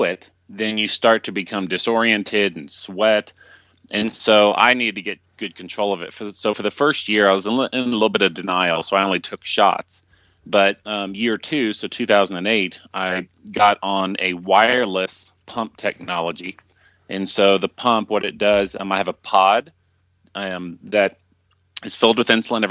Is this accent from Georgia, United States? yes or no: no; Dallas, Texas, United States; moved away; I'm originally from Dallas